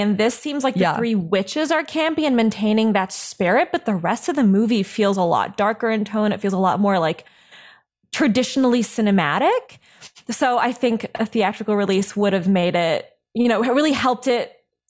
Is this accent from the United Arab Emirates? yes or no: yes; Dubai, United Arab Emirates; also born or lived in Italy; It just wasn't huge because I grew up abroad. I grew up in Dubai and Italy, and it wasn't huge there.